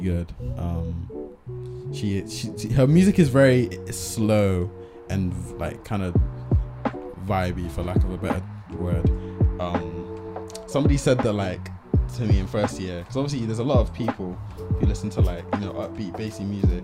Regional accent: Bristol, South West England, United Kingdom; I'm from Bristol, so I say can't.

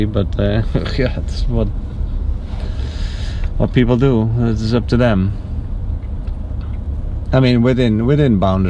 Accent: Netherlands; I'm from the Netherlands.

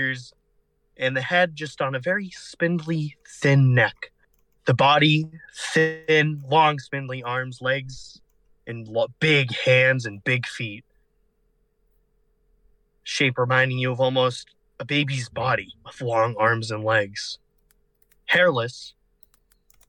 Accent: Illinois, United States; my home state of Illinois

